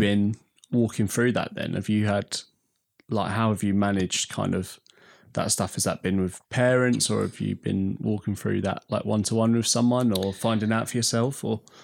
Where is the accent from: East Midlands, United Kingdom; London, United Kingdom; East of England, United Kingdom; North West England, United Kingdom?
East of England, United Kingdom; Essex; I'm from Essex.